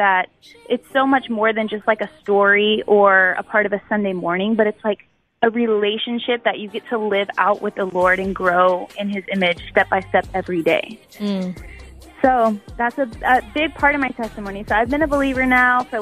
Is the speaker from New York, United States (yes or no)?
no; Texas, United States; I grew up in Texas